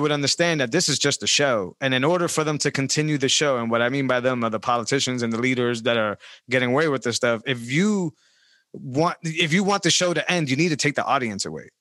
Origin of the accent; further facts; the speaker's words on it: Worcester, Massachusetts, United States; I grew up in Great Brook Valley.